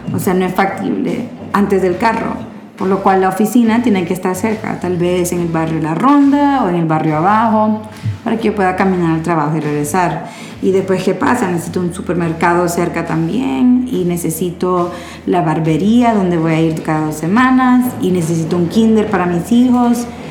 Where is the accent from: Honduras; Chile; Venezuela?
Honduras; yo digo nosotros como hondureños